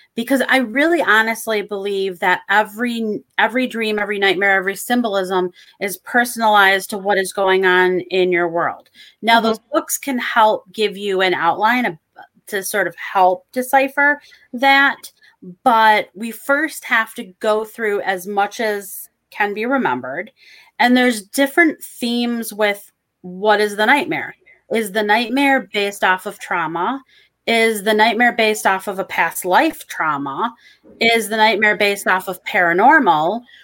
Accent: Michigan, United States; I'm from Michigan, so we have water everywhere

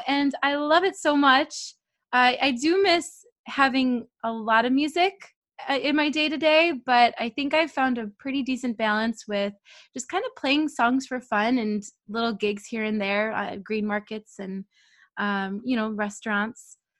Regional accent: Buffalo, New York, United States; moved away as an adult; also born or lived in Rochester, New York; now in Florida, United States; I'm originally from New York and I moved to Florida about, I think, maybe 7 years ago.

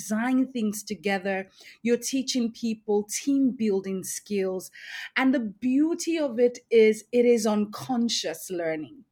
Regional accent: Lagos, Nigeria; also born or lived in Edo State; Growing up in one of the largest cities in the world, Lagos State

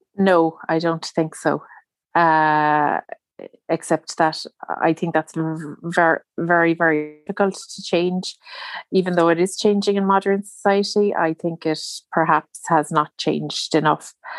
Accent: Ireland; I'm Irish, so, and I live in Ireland

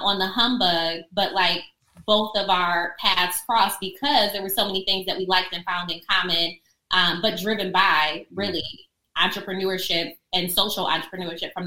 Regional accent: Akron, Ohio, United States; moved away as an adult; now in Charlotte, United States; I'm Northeast Ohio, Akron, Ohio

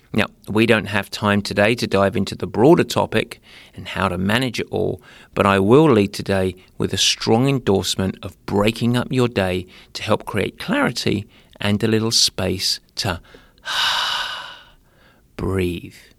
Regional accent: Essex, East of England, United Kingdom; youth, as I say, 'cause I'm from Essex

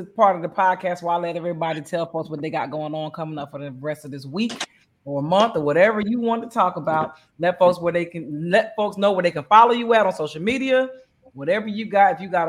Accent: Bristol, Pennsylvania, United States; in my hometown, Bristol, Pennsylvania

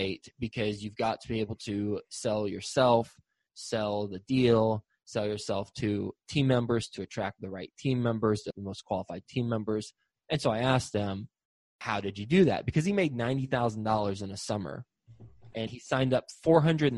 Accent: Texas, United States; also born or lived in Flint, Michigan; I was born in Flint, Michigan, grew up in Texas, but born in Flint, Michigan

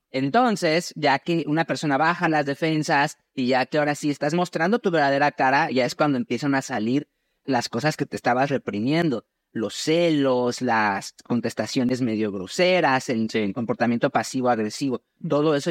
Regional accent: Mexico; yo soy mexicano.

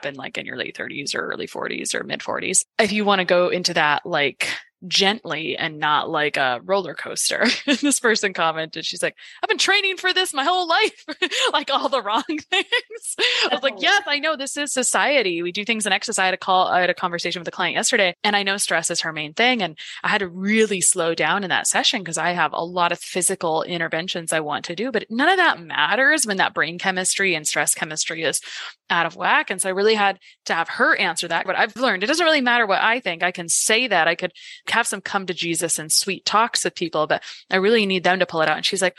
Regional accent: New York, United States; especially as a New Yorker, when it's like, it feels like everything's in excess, right?

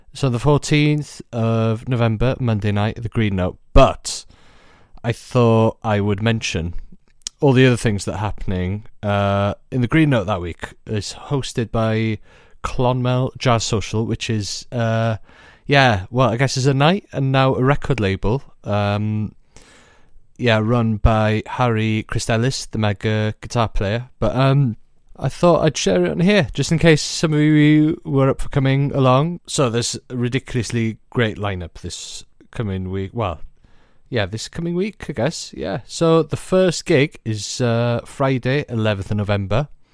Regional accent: Welsh, Wales, United Kingdom; being Welsh

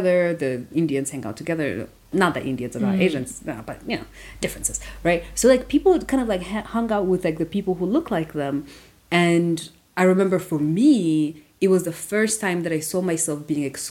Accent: Rwanda; now in United States; I'm African. Like, I grew up in Rwanda.

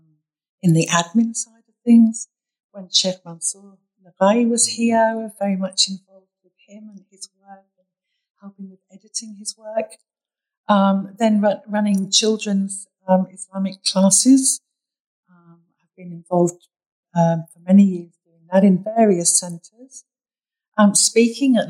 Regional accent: United Kingdom; accent: British; also born or lived in Bahrain; now in Sydney, Australia; my British accent always gives it away as well

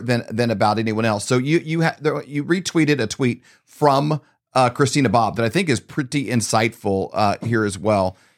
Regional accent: Missouri, United States; we're from Missouri.

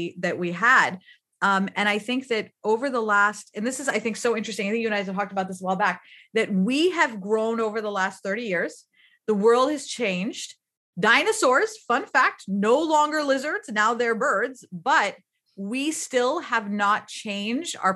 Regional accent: Pakistan; moved away; also born or lived in United States; I grew up in Pakistan

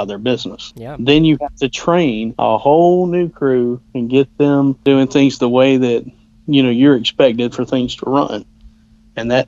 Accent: Georgia, United States; accent: southern; I have a southern accent, being from Georgia.

